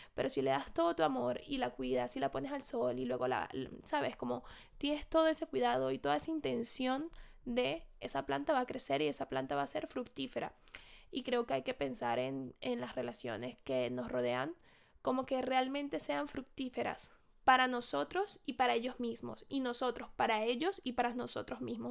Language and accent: Spanish; Venezuela; now in Madrid, Spain; yo soy de Venezuela, estoy en Madrid